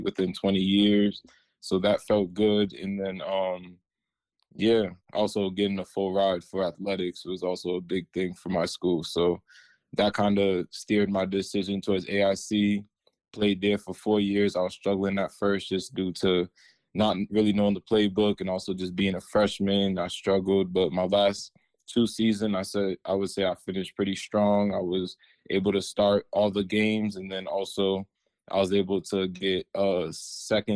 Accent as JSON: {"language": "English", "town": "Randolph", "region": "Massachusetts", "country": "United States", "said": "I'm from Randolph, Massachusetts. It's a small town south of Boston."}